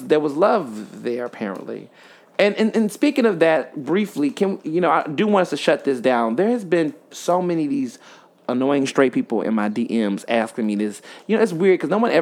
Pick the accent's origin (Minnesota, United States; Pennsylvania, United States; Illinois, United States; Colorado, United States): Illinois, United States; Chicago; I was born in Chicago